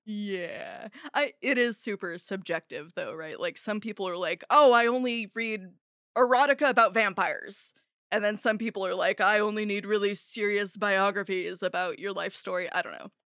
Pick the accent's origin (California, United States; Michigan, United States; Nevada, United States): California, United States; Arcata; also born or lived in San Francisco; Arcata, my hometown